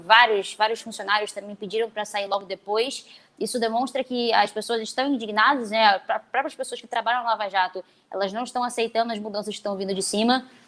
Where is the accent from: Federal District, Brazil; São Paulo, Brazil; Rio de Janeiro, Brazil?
Rio de Janeiro, Brazil; eu sou aqui da cidade do Rio de Janeiro